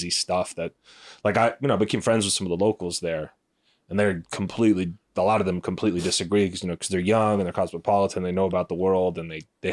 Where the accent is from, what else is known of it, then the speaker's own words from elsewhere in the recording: United States; as an American citizen